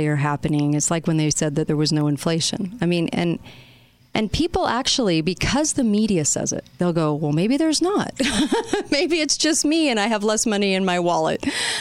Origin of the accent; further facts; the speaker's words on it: Utah, United States; this race is in Utah, my home state